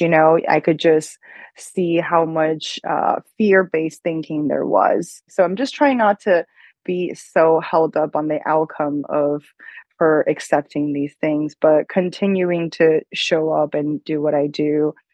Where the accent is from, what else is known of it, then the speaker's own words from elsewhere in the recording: China; moved away; Growing up in China, I always felt like it was so patriarchal